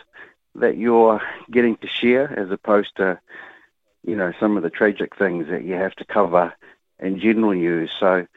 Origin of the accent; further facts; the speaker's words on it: Auckland, New Zealand; I grew up in Te Atatū